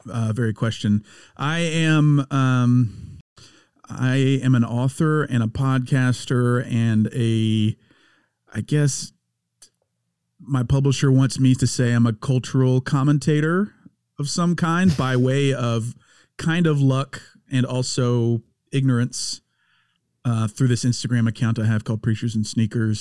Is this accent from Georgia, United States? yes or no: no; Louisiana, United States; I'm being from Louisiana